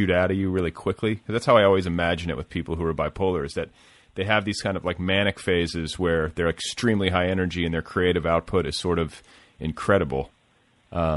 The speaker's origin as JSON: {"language": "English", "town": "Milwaukee", "region": "Wisconsin", "country": "United States", "moved": "yes", "said": "I'm from Milwaukee originally"}